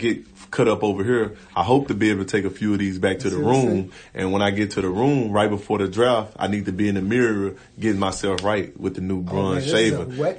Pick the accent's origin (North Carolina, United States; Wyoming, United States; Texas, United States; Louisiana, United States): Louisiana, United States